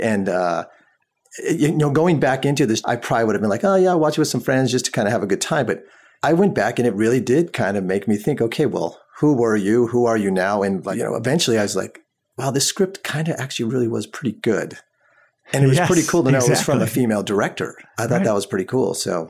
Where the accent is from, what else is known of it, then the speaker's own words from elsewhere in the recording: Southern California, United States; And growing up in Southern California